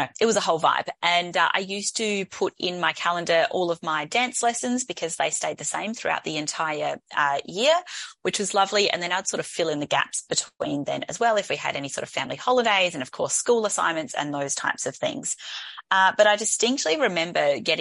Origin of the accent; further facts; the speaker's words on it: Adelaide, South Australia, Australia; here in Adelaide, in my hometown